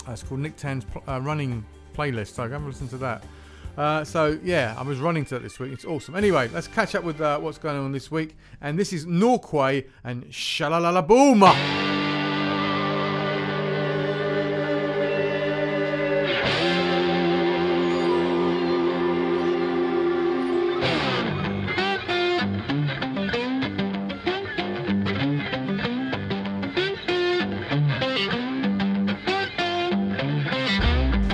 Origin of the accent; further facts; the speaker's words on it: England, United Kingdom; We're English